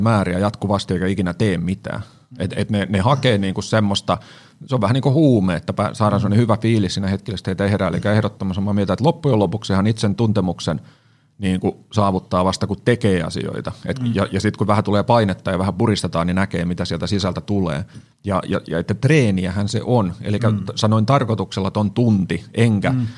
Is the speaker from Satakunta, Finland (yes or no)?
yes; Siikainen, Satakunta, Finland; moved away as an adult; now in Helsinki, Finland; mä siis Siikasista maatalosta kotosin